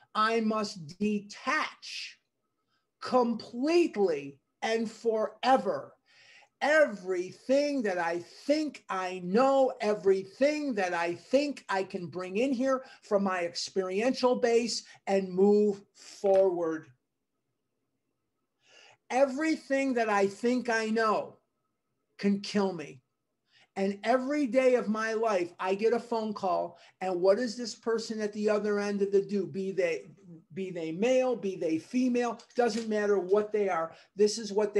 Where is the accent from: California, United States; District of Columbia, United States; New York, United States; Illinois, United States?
Illinois, United States; Chicago; now in Scottsdale, United States; I'm from Chicago